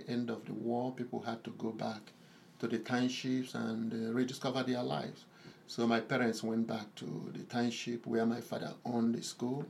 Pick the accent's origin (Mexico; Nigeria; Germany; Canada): Nigeria; Imo; moved away as an adult; also born or lived in Belgium; now in Idaho, United States; I came from Nigeria, precisely Imo State. I was born in a very large family of 11.